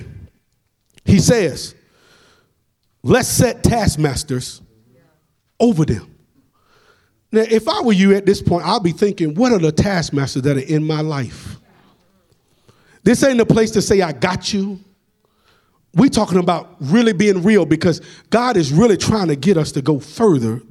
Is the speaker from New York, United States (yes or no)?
no; Atlanta, Georgia, United States; accent: country; I'm from Atlanta and we talk country